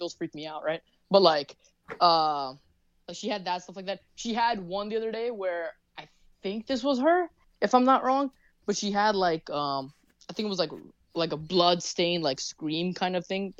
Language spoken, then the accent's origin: English; New York, United States; we're from the States, right? So, and we're also New Yorkers.